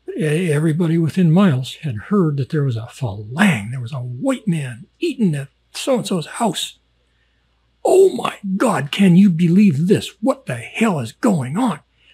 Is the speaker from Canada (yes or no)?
yes; Canada; and am I American? No, I'm Canadian.